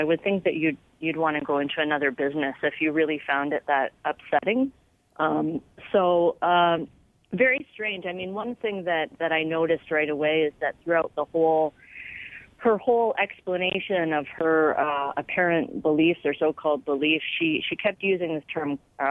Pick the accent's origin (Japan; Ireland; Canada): Canada; There are, many Muslims who are culturally Canadian. I'm culturally a Canadian. I'm a Western person. My religion is as a Muslim.